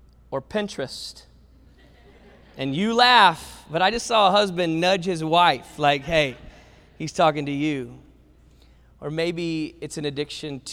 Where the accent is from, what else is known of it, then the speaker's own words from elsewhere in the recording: the South, United States; I grew up in the South